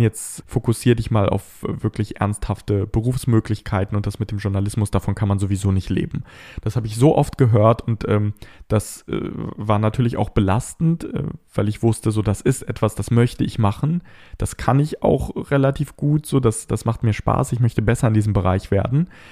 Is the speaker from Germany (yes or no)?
yes; Bad Pyrmont, Lower Saxony, Germany; meine Stadt Bad Pyrmont, wo ich aufgewachsen bin